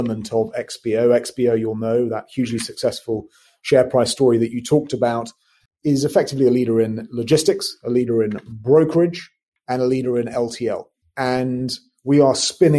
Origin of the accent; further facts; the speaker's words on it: London, United Kingdom; accent: British; moved away as an adult; also born or lived in Windsor / Edinburgh / Singapore; Born in London, born and raised, and went to a school in Windsor called Eton College.